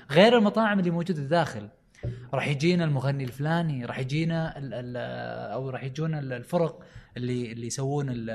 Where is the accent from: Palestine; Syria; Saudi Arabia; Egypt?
Saudi Arabia; عندنا في السعوديه